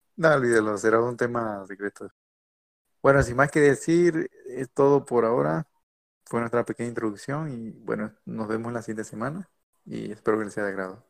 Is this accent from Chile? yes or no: no; Mexico; soy de México, eh, actualmente estoy en el, estado de Monterrey